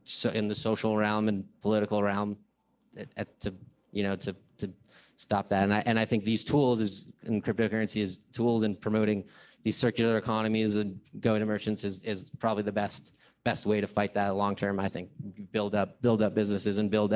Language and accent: English; California, United States; I'm from California